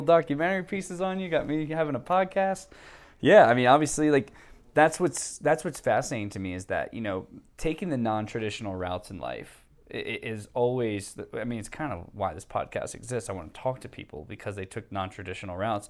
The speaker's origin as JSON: {"language": "English", "town": "Philadelphia", "region": "Pennsylvania", "country": "United States", "tie": "born or raised there", "moved": "as an adult", "said": "living out west from my hometown of Philadelphia"}